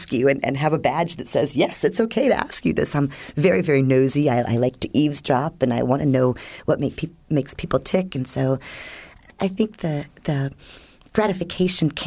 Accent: Washington, District of Columbia, United States; now in St. Petersburg, United States; I grew up in Washington, D.C. during Watergate

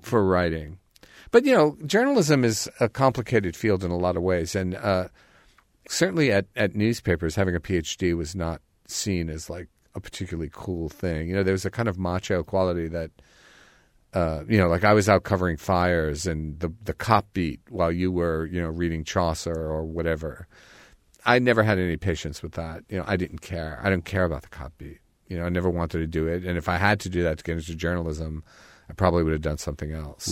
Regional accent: New York City, New York, United States; moved away as an adult; also born or lived in Bloomington, Indiana; I grew up in Greenwich Village

